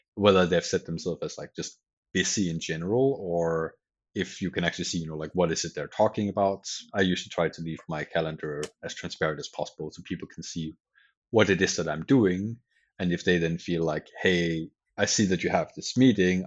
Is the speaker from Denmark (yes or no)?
yes; Denmark; moved away as an adult; also born or lived in Sweden; I'm from Denmark originally